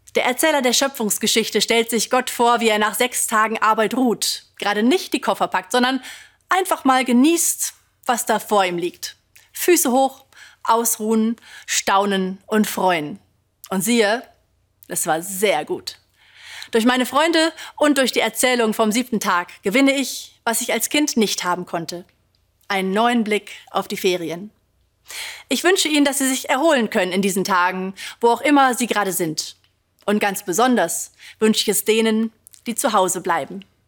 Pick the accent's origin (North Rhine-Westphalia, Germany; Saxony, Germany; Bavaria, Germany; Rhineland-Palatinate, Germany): North Rhine-Westphalia, Germany; Ruhr area; Ich komme aus dem Ruhrgebiet, da waren viele nicht so richtig reich, meine Familie auch nicht.